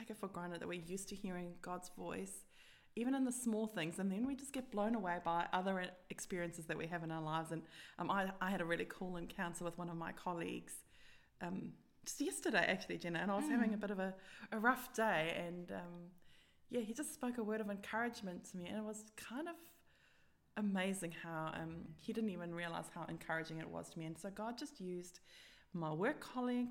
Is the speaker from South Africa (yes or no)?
yes; South Africa; moved away; growing up in South Africa